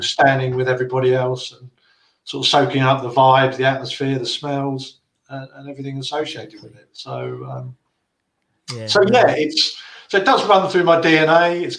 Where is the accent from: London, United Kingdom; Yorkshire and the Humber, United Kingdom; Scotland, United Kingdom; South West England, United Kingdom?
London, United Kingdom; Plumstead; born there; But, I mean, as it happens, I was born in Plumstead. So I was kind of a generation that's popped out of the East End.